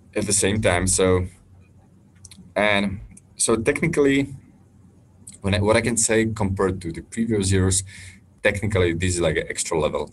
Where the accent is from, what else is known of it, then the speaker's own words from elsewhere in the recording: Slovakia; in my home country, which is Slovakia